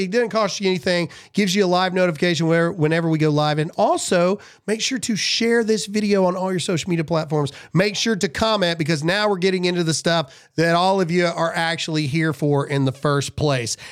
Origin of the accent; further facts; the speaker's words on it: United States; I'm an American